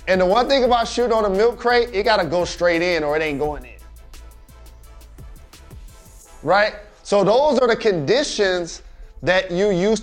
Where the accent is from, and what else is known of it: Michigan, United States